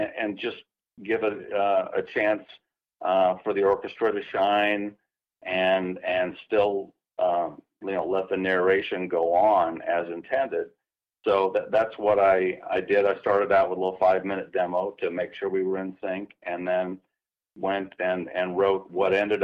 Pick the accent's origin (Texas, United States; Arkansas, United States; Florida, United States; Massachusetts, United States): Texas, United States; Plano; also born or lived in Nebraska / Richardson, Texas; my family moved down here when I was 8 years old to Richardson, and lived there for a few years before we moved to Plano, which is where I graduated high school